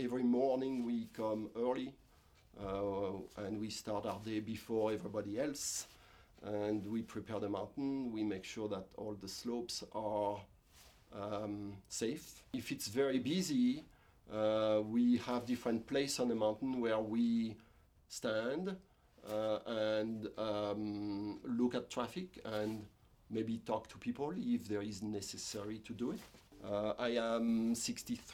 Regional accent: France; moved away as an adult; also born or lived in Cherry Peak, United States; now in United States; I was born in France, obviously, and I met my wife, who is from here, from South Dakota

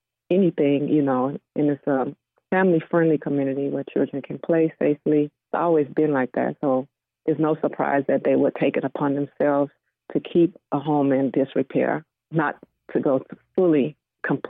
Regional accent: Florida, United States; moved away; I grew up actually in Florida

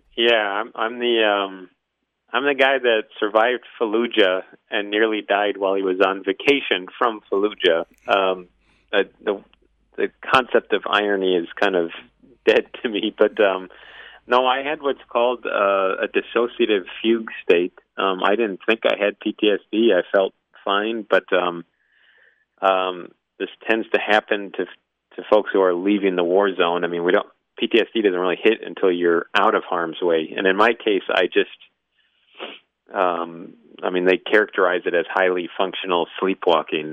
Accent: Midwest, United States; moved away as an adult; also born or lived in New England; I'm from the Midwest, so we were we were raised to to look at at fly fishermen as just sort of incorrigible snobs

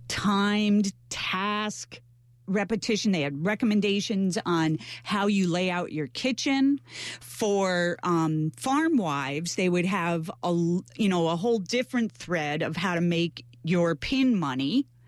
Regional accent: Melrose, New York, United States; I grew up in Melrose

